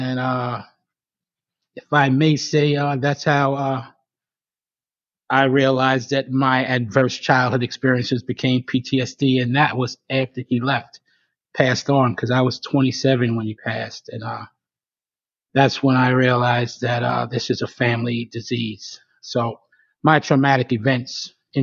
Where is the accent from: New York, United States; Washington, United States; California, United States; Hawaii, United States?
New York, United States; now in Atlanta, United States; I'm originally from New York